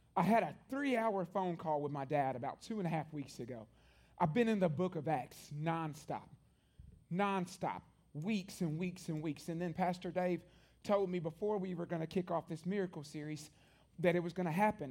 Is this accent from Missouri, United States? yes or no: no; Columbia, Tennessee, United States; one church my entire life growing up in Columbia, Tennessee